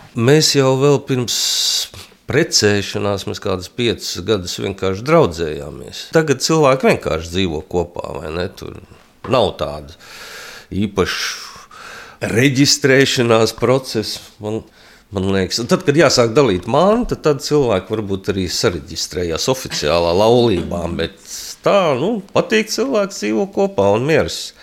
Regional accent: Latvia

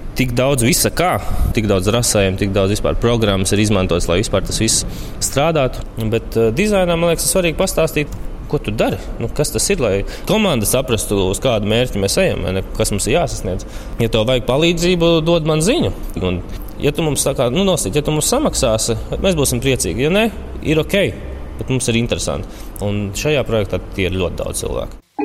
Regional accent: Latvia; accent: Latvian; es esmu latviečs, ja angliski es runāju ar latviešu akcentu

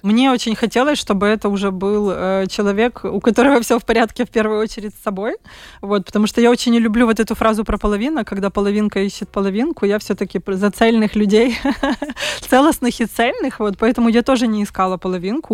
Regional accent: Kyiv, Ukraine; moved away as an adult; now in Riga, Latvia; я сама из Киева

